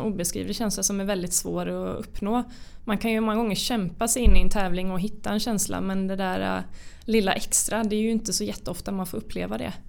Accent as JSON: {"language": "Swedish", "town": "Karlskrona", "region": "Blekinge", "country": "Sweden", "said": "jag kommer ju från Karlskrona som är en relativt liten mm. stad."}